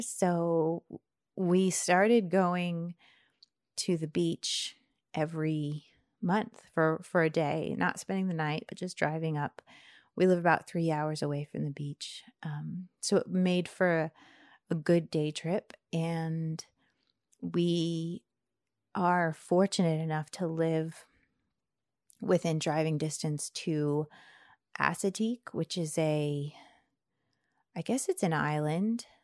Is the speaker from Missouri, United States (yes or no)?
no; near Charlottesville, Virginia, United States; moved away as an adult; also born or lived in Bradford, Pennsylvania; now in Washington, D.C., United States; I grew up near Charlottesville